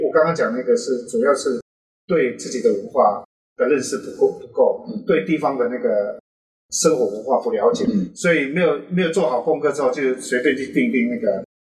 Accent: Taiwan; 我们这个年龄层是从生出来一直到国中、高中时间都是在部落

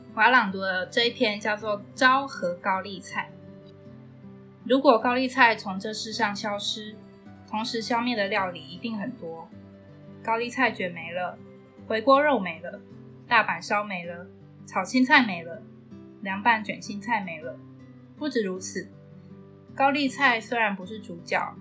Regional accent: Taiwan; 我是以我们台湾的对于这个字的读法去念

